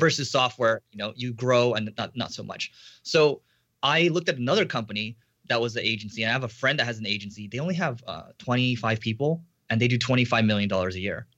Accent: United States; I'm Asian American

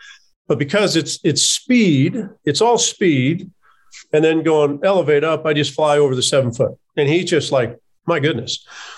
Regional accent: Kansas City, Missouri, United States; So I didn't grow up a Missouri fan, even though I grew up on the Missouri side of Kansas City from junior high on.

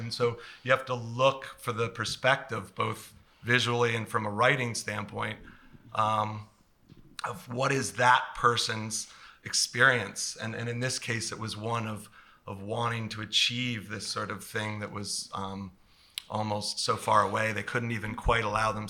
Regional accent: New Jersey, United States; And I grew up in New Jersey.

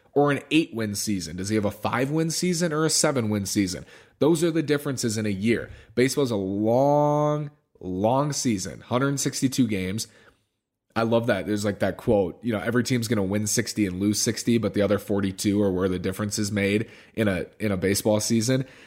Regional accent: Minneapolis, Minnesota, United States; growing up in Minneapolis

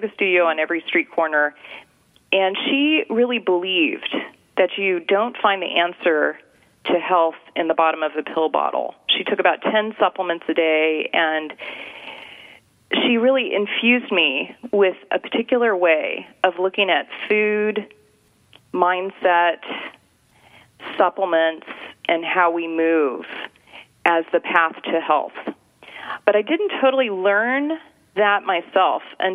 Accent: Anchorage, Alaska, United States; now in California, United States; I grew up in Anchorage, Alaska

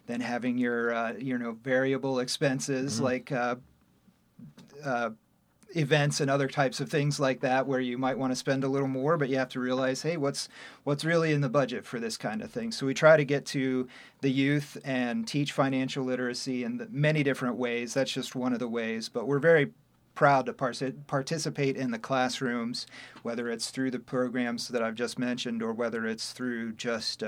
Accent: Kenton, Ohio, United States; also born or lived in Toledo, Ohio; I was born and raised in Kenton, Ohio

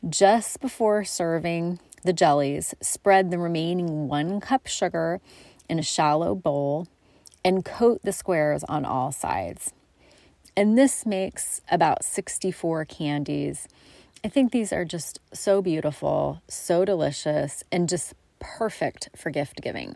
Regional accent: Coos Bay, Oregon, United States; my hometown of Coos Bay

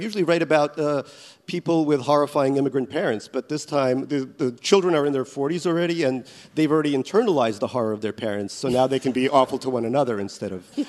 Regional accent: Ellenville, New York, United States; English is a second language; when I was growing up in America, I didn't speak English real good. But we had, and kids always bullied me for being a Soviet kid.

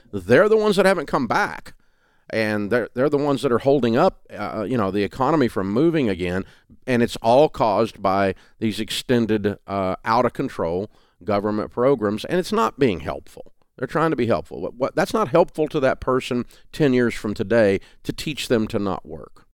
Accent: the South, United States; accent: Southern

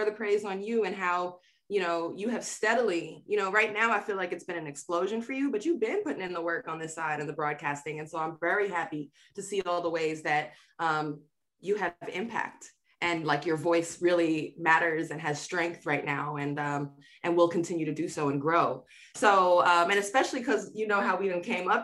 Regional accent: New York City, New York, United States; moved away as an adult; growing up in Queens, and I'm very much a very basic kind of Queensy girl

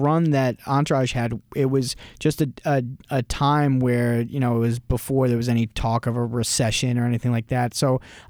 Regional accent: New York, United States; I mean, for me growing up in New York, I mean, I grew up just outside of New York City and my parents worked there.

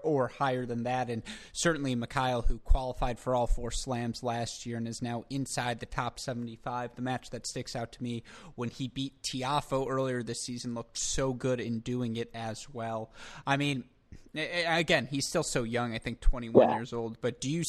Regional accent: United States

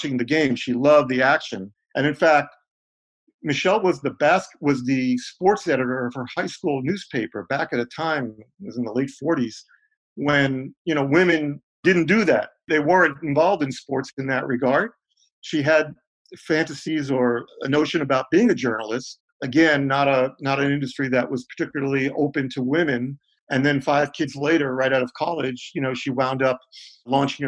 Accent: New York City, New York, United States; growing up in New York

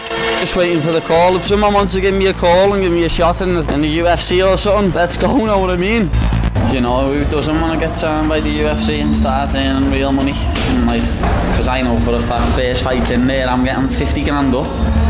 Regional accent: Liverpool, North West England, United Kingdom; I'm a Scouser.

